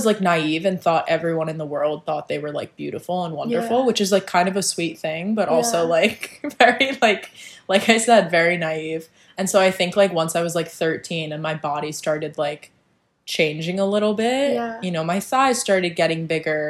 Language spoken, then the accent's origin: English; New Jersey, United States; now in New York, United States; I'm from New Jersey